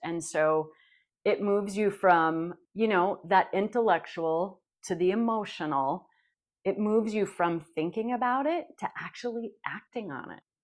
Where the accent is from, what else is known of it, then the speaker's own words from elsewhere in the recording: Janesville, Minnesota, United States; from Janesville, Minnesota